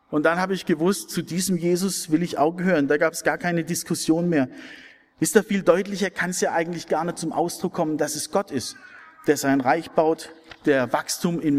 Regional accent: Wilferdingen, Baden-Württemberg, Germany; Ich habe über viele Jahre Jungschar gemacht in meinem Heimatdorf in Wilferdingen.

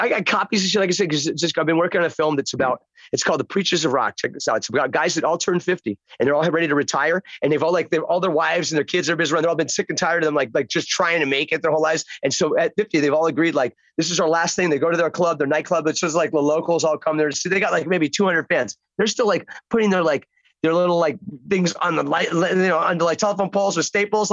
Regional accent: Chicago, Illinois, United States; also born or lived in Englewood; I was born in Chicago

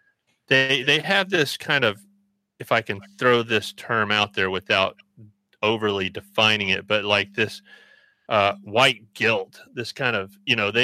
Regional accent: Birmingham, Alabama, United States; growing up in Alabama, I grew up in Birmingham

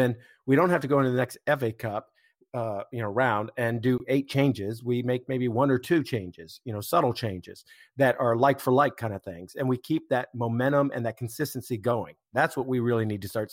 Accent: United States; I'm an American

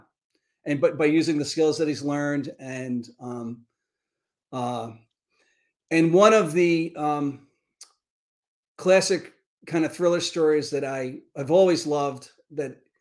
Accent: New York City, New York, United States; I grew up in the Bronx

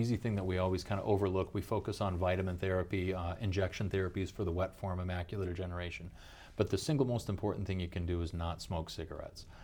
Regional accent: Pierre, South Dakota, United States; also born and raised in South Dakota. Uh, grew up in Pure

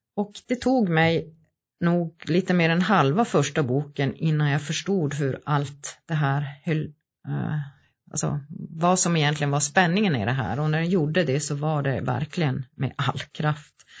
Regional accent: Gällivare, Norrbotten County, Sweden; also born or lived in Malmberget; jag är född och uppvuxen i Gällivare

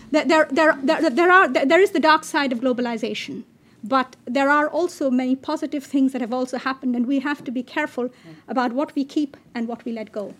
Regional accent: Bangladesh; I come from Bangladesh.

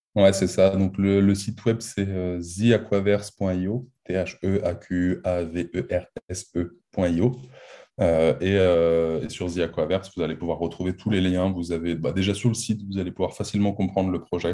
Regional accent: France; on est français, on a toujours vécu en France, on a fait nos études en France.

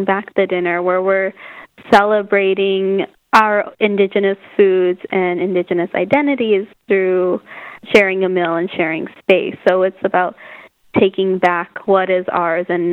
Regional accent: Southwest, United States; I grew up in the Southwest

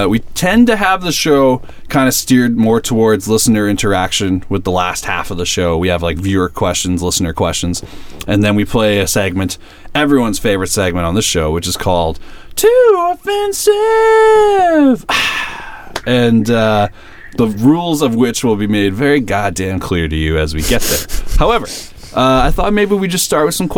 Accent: Kenora, Ontario, Canada; moved away; I'm from Kenora, Ontario

